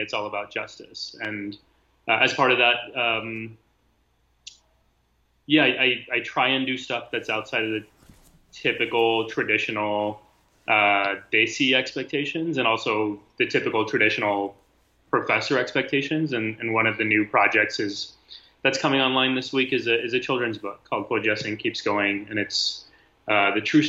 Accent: South Texas, United States; I grew up in South Texas

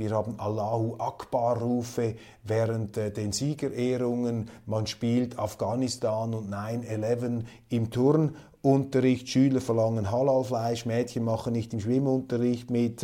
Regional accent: Switzerland; Wir haben in der Schweiz

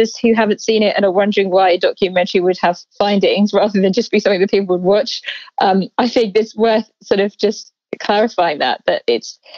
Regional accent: England, United Kingdom; accent: English; moved away as an adult; also born or lived in Australia / Papua New Guinea; I started off as a journalist in England, as you can tell from my accent, but I moved to Australia in 2008

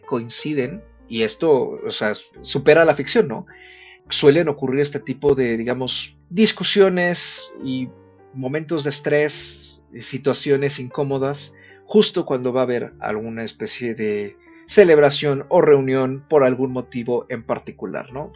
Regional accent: Mexico

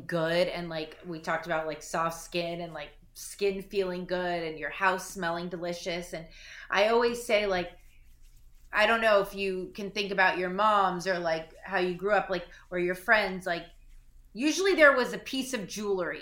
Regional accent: Malibu, California, United States; I grew up in Malibu. I grew up on the beach.

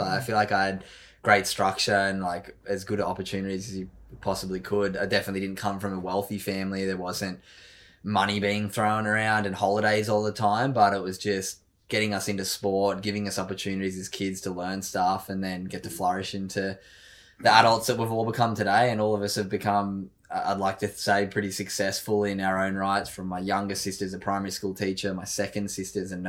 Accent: Sydney, New South Wales, Australia; I grew up in Narrabeen, Sydney's Northern Beaches.

